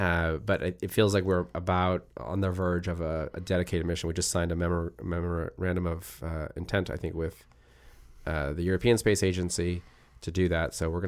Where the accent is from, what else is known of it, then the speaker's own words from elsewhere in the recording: Japan; I grew up on manga because I grew up in Japan